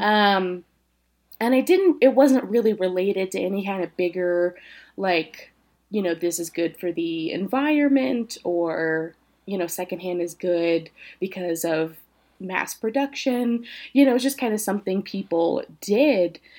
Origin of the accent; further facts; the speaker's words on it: Tennessee, United States; moved away as an adult; also born or lived in Indiana; now in Colorado, United States; I'm originally from Tennessee. Spent about seven years in Indiana getting my education in psychology and, uh, education. And then came to Colorado about a couple of years ago